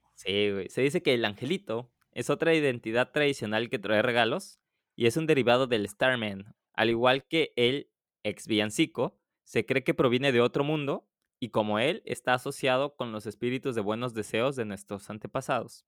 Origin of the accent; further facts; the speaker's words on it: Mexico; now in Poland; soy mexicano